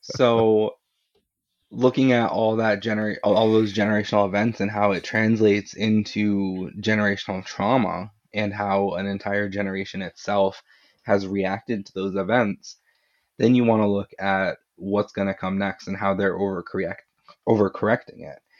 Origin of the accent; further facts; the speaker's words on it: Florida, United States; now in New England, United States; I'm, I'm from New England, and I, well, I grew up in Florida, but I live in New England now